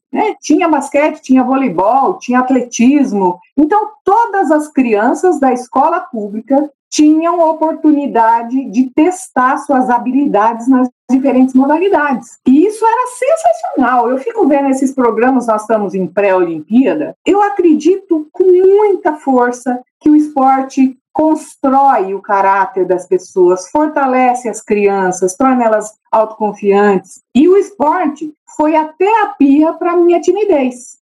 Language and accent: Portuguese; Assis, São Paulo, Brazil; accent: Brazilian; moved away; also born or lived in Maracaí / Edinburgh; eu cresci em Assis